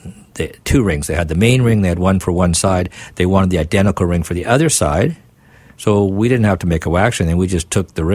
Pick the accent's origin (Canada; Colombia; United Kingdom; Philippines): Canada; Vancouver, British Columbia; I was born in Vancouver, and my late mother was born in Vancouver almost 91 years ago.